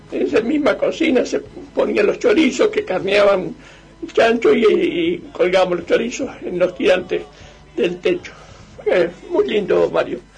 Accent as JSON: {"language": "Spanish", "town": "Lincoln", "region": "Buenos Aires Province", "country": "Argentina", "tie": "born or raised there", "said": "yo soy linqueño y en mi pueblo cuando éramos chicos eh, yo vivía con, vivíamos todos con mis tíos, con mis tíos y en una casa grande"}